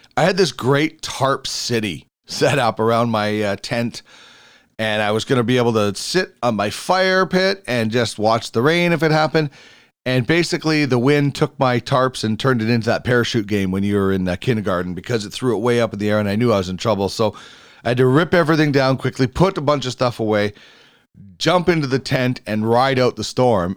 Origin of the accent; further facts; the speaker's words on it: Manitoba, Canada; moved away; I'm from Manitoba originally